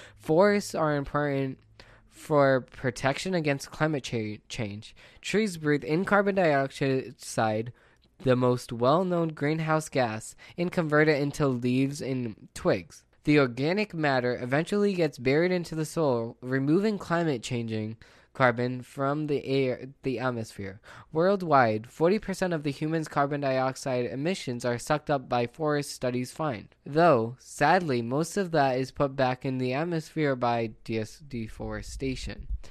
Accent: United States; as an American

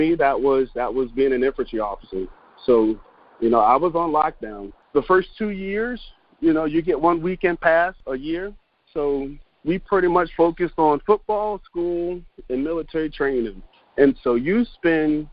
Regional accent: Fayetteville, North Carolina, United States; I am originally from Fayetteville, North Carolina.

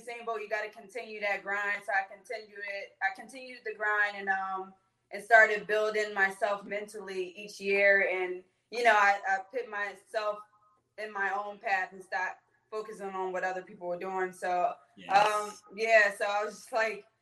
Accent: Philadelphia, Pennsylvania, United States; I grew up in West Philadelphia, the Winfield area

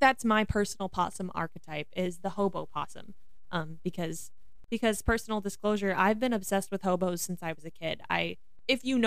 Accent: Missouri, United States; I'm from the Midwest, I'm from Missouri, and we say possum, not opossum

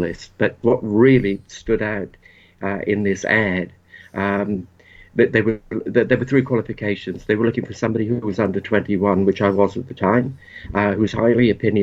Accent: Port Talbot, Wales, United Kingdom; moved away; I grew up in a small town in South Wales. It was a steel town called Port Talbot.

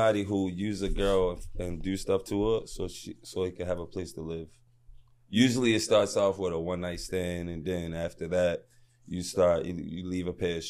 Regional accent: Baltimore, Maryland, United States; I'm from Baltimore, nigga.

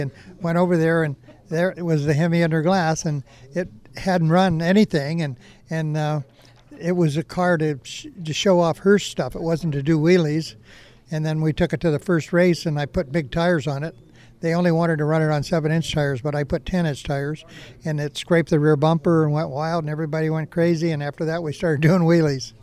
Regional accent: Ohio, United States; moved away as an adult; now in California, United States; I'm from Ohio originally, and in 1962, um, I was asked to go to California

